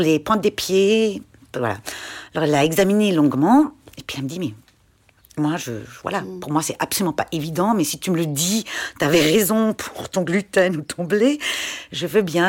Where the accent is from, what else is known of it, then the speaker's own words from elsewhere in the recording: Schaffhausen, Switzerland; J'ai grandi euh, en Suisse allemande, à Schaffhouse